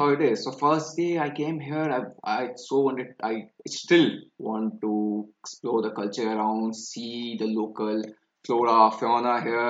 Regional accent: Gorakhpur, Uttar Pradesh, India; moved away as an adult; also born or lived in eastern India / southern India; now in Hong Kong; So I grew up in the northern part of India, and it's near New Delhi. I'm from Gorakhpur.

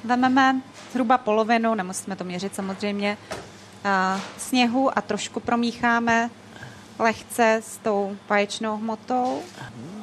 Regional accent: Moravia, Czechia; moved away as an adult; now in Prague, Czech Republic; pocházím z Moravy, kde se jako vždycky peklo u nás v rodině

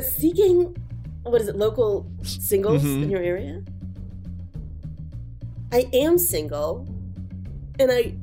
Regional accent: the South, United States; I'm from the South and it was like several acres and different buildings.

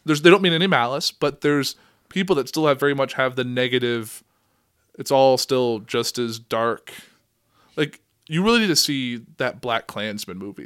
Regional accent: Central Illinois, United States; we're from Central Illinois.

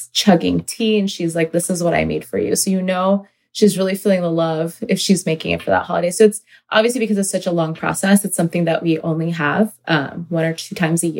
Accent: Northern Virginia, United States; I've grown up in Virginia, Northern Virginia, and my family is originally Pakistani Punjabi Muslims.

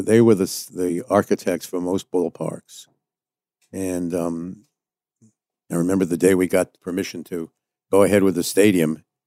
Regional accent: New York City, New York, United States; I was born in Manhattan, New York City. Went to public school here in New York

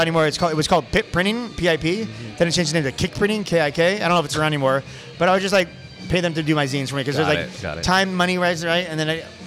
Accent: San Diego, California, United States; moved away as an adult; also born or lived in San Francisco; my neighborhood growing up in San Diego

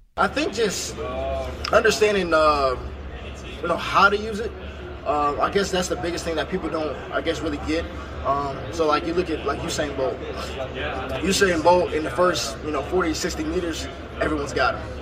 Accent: Northeast Ohio, United States; I'm obviously from North, Northeast Ohio. I grew up a Browns fan

